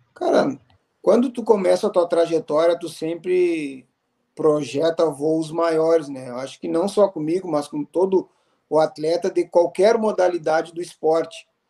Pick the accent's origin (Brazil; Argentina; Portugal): Brazil; Bagé, Rio Grande do Sul; now in Santa Maria, Brazil; eu sou natural de Bagé, né? Hoje eu resido em Santa Maria por escolha